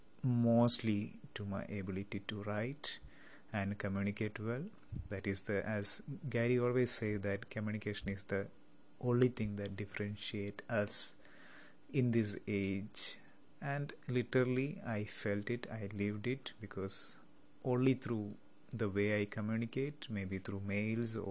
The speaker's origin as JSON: {"language": "English", "region": "Kerala", "country": "India", "first_language": "Malayalam", "second_language": "English", "moved": "as an adult", "lives_now": "West Africa", "said": "I am from Kerala, India."}